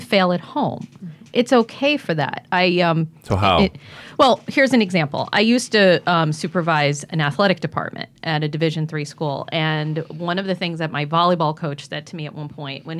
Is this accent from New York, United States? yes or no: yes; Mahopac, New York, United States; when I was growing up in Mayapack, New York